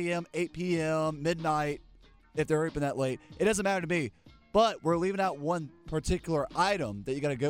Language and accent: English; Eastern North Carolina, United States; Well, is this because I'm from Eastern North Carolina?